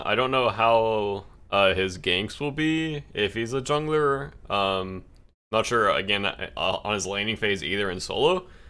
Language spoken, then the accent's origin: English; the South, United States; accent: southern twang; I have like a southern twang